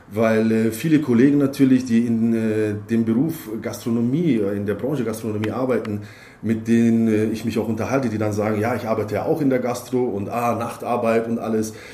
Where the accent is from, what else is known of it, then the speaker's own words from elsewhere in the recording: Heidenheim an der Brenz, Baden-Württemberg, Germany; born there; Ich bin geboren in Heidenheim an der Brenz und äh, am 4. September 1981